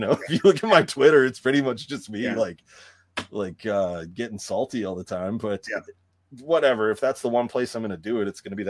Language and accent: English; Canada; I was raised in Canada.